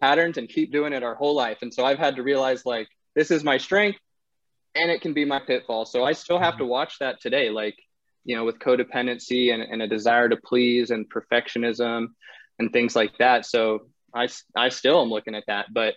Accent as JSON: {"language": "English", "region": "North Carolina", "country": "United States", "tie": "born or raised there", "also_born_or_lived": "Netherlands", "moved": "yes", "lives_now": "Austin, United States", "said": "I was born in the Netherlands to a Dutch father and North Carolinian mother."}